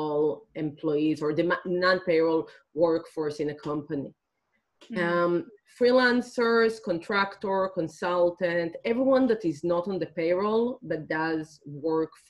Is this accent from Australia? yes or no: no; Israel; I'm originally from Israel